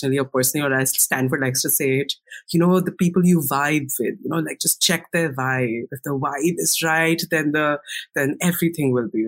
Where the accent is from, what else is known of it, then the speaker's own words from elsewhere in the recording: India; English is a second language; moved away as an adult; I used to watch tons of BuzzFeed in India.